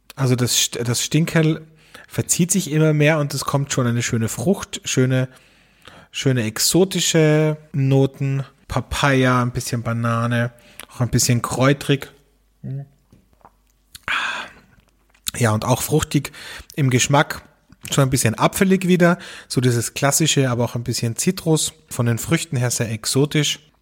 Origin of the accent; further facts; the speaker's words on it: Austria; bei uns in Österreich